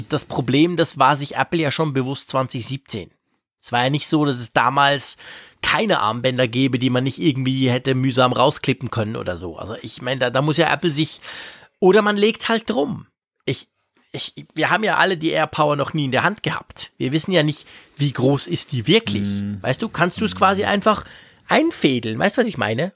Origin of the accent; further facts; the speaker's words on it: Switzerland; bei uns in der Schweiz